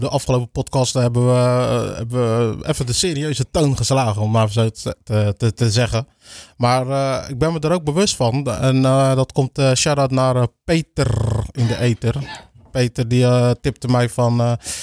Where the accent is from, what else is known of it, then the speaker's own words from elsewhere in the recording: Capelle aan den IJssel, South Holland, Netherlands; also born or lived in Rotterdam; ook heel mijn leven in Capelle gewoond. Geboren in Rotterdam.